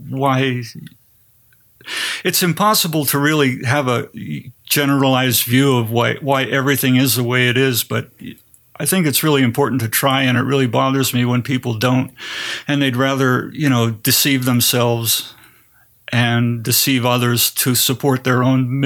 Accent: Pennsylvania, United States; also born or lived in Greensburg / Greensboro / Kutztown / Wilkes-Barre; I grew up in Greensburg, Pennsylvania, Greensboro, North Carolina, Kutztown, Pennsylvania, and Wilkes-Barre, Pennsylvania.

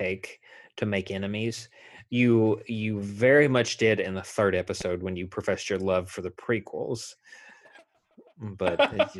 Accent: Kentucky, United States; also born or lived in Florida; I was born in Florida, and we moved here when I was 15 months old. And past that point, I've lived in Kentucky the entire time.

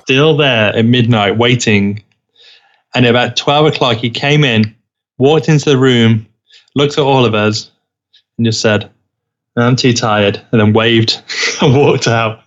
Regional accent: United Kingdom; now in Los Angeles, United States; I am British

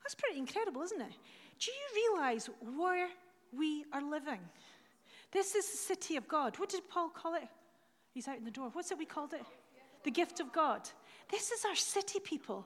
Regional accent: Dundee, Scotland, United Kingdom; I'm from Dundee.

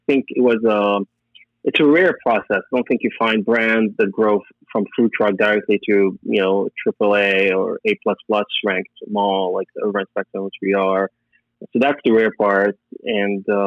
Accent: Beirut, Beirut Governorate, Lebanon; moved away as an adult; now in United States; I'm Lebanese. I grew up in Beirut. I studied there. I came here when I was 22 years old

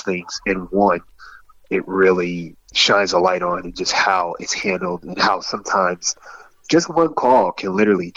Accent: New Jersey, United States; I'm from Jersey

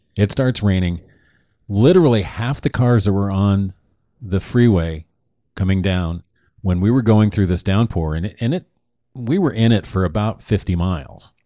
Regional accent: Oregon, United States; moved away as an adult; now in Arizona, United States; Now we're from Oregon

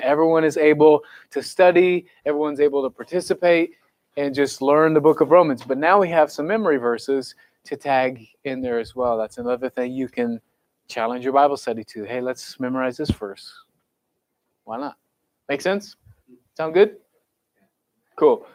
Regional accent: Raytown, Missouri, United States; I grew up in Raytown

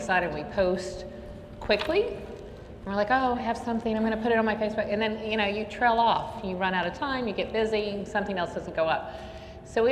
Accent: the South, United States; moved away; I'm from the South, and nobody can ever understand me when I say that word

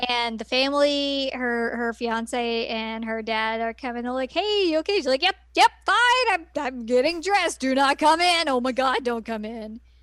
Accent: Bible Belt, Southern United States, United States; I grew up in the Bible Belt

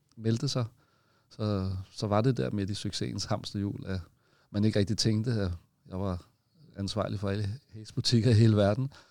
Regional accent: Copenhagen, Capital Region of Denmark, Denmark; så er jeg født på Amager, og jeg er ikke jyde

